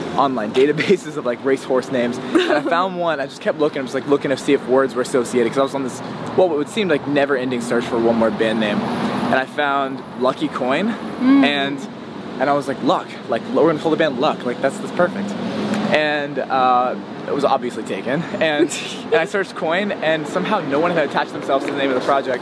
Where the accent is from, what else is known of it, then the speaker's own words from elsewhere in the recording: West Virginia, United States; moved away as an adult; also born or lived in Nashville; I was born in West Virginia and um, yeah, I grew up, basically I lived there until I was like 18